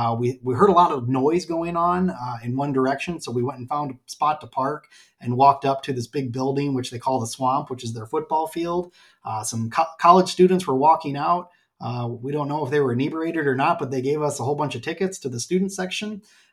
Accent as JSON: {"language": "English", "town": "Peosta", "region": "Iowa", "country": "United States", "tie": "born or raised there", "also_born_or_lived": "Dyersville, Iowa", "said": "I'm also a volunteer firefighter paramedic with the Centralia Piasta Fire Department in my hometown, where I've served since 2013 as a member."}